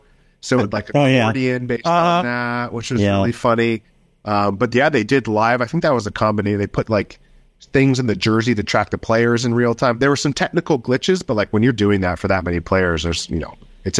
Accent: United States; moved away as an adult; now in London, United Kingdom; I live in London, but I'm American.

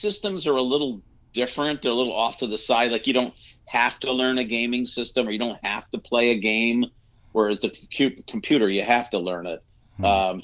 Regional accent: New York, United States; growing up in New York, pizza is just like something you eat for lunch

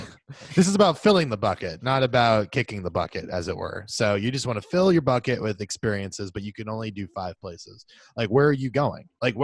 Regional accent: United States

